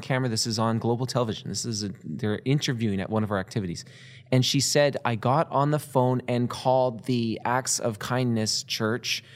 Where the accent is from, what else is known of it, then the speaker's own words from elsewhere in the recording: Canada; we're from Canada.